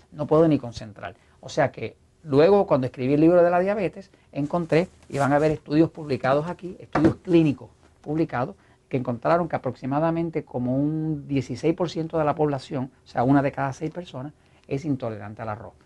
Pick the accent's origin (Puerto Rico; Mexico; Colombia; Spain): Puerto Rico; como buen puertorriqueño